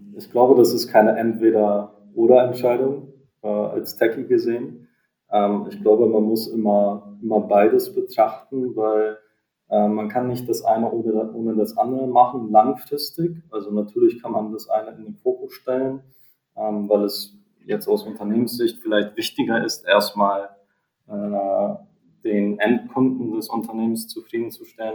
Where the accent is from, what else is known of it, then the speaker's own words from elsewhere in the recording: Hamburg area, Germany; wir kommen ja aus der Hamburger Region